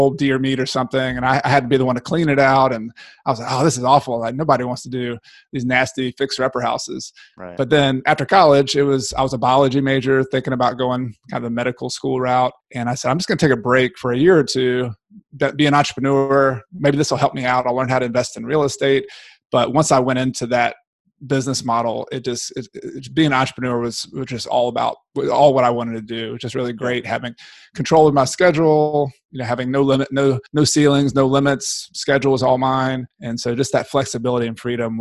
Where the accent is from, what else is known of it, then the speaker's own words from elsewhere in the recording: Newnan, Georgia, United States; moved away as an adult; now in Clemson, United States; I grew up in Noonan, Georgia, outside of Atlanta